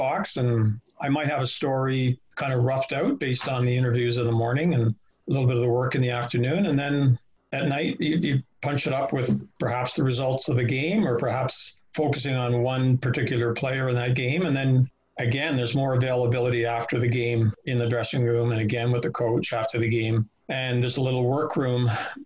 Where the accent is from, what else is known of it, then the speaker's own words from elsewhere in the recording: Toronto, Ontario, Canada; now in Ottawa, Canada; we grew up in Toronto